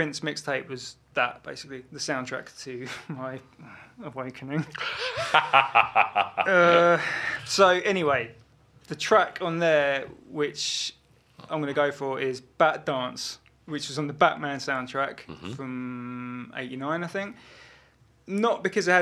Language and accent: English; Kingston upon Thames, London, United Kingdom; also born or lived in Brighton; I was born in Brighton, lived there for 3 years, moved to Kingston in Surrey, near Richmond, arm's length from London. And, yeah, so, like, growing up was Kingston, basically